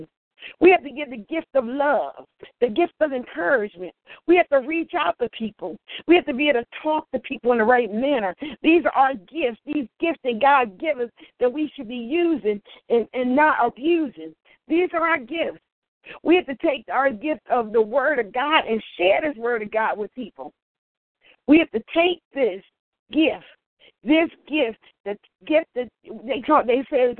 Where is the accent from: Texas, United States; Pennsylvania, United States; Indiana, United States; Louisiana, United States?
Pennsylvania, United States; Philadelphia; I was born here in Philadelphia in the state of Pennsylvania